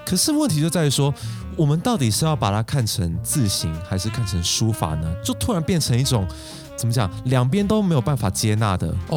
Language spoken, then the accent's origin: Chinese; Taiwan; 那我们台湾人的字体会是什么样子呢